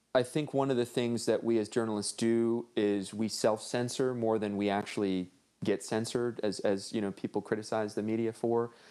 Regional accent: Los Angeles, California, United States; I grew up in Northeast L

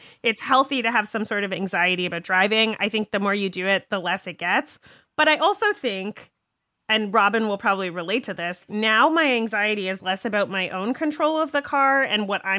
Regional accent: Canada; also born or lived in East Coast of Canada / Yukon; I'm also Canadian

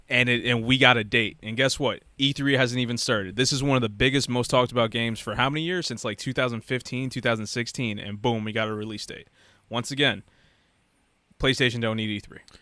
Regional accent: United States; I was born in America

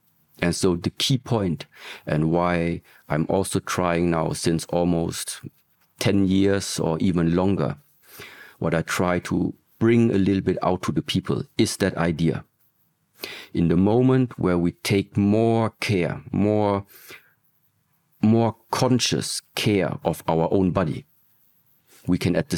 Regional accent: Germany; So I grew up in Germany, was also born in Germany, but in early ages already.

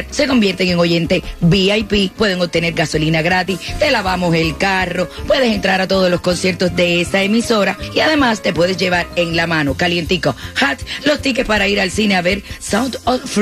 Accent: Honduras

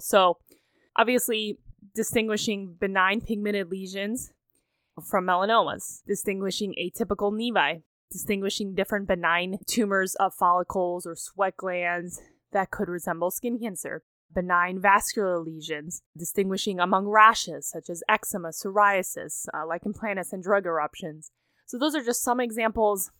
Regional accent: Cleveland, Ohio, United States; moved away as an adult; I have, of course, moved across country to my hometown of Cleveland, Ohio

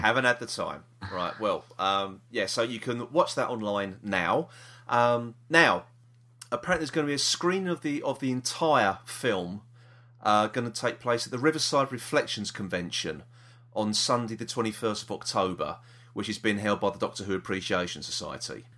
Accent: London, United Kingdom; we're from South East London

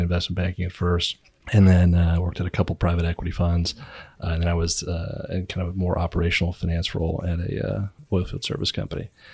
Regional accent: Virginia, United States; moved away as an adult; now in Houston, United States; I grew up in Virginia, stumbled down to Houston

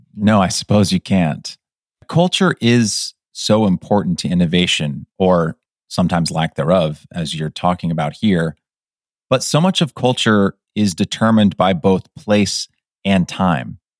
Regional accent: Alameda County, California, United States; having been born and raised in California

